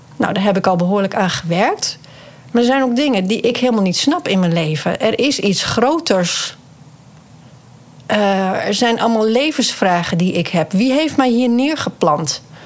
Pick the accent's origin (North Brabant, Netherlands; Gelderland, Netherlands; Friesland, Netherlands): Friesland, Netherlands; ik kom uit Friesland